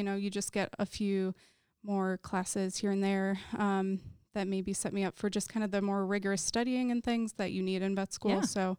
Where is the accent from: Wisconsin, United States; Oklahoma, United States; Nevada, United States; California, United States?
Wisconsin, United States; So I am from Wisconsin, and I originally went to undergrad thinking I wanted to be a chemical engineer